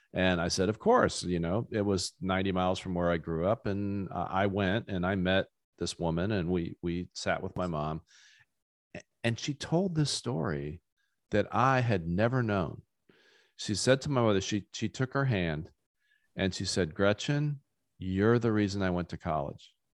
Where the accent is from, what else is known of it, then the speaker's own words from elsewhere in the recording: rural Ohio, United States; rural, rural Ohio where I grew up